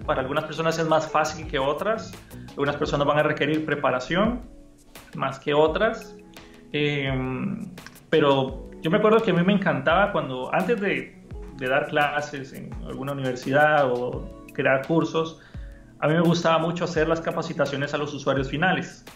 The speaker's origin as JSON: {"language": "Spanish", "country": "Costa Rica", "also_born_or_lived": "Honduras", "moved": "yes", "said": "yo soy de Costa Rica, pero viví muchos años en Honduras"}